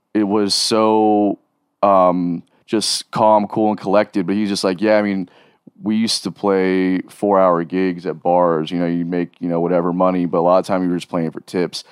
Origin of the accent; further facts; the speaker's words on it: South Florida, United States; growing up in South Florida and, and that scene